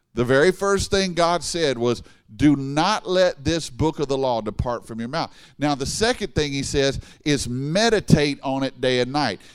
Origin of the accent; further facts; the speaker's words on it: Baton Rouge, Louisiana, United States; moved away as an adult; now in Dallas, United States; I grew up in Baton Rouge